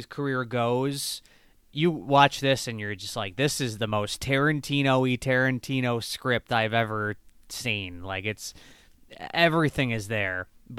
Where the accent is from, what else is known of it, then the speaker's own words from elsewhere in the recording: Michigan, United States; I'm from Michigan, and it was, we were up north in Michigan, so obviously that is part of the United States. But being in being in Michigan, we are very close to Canada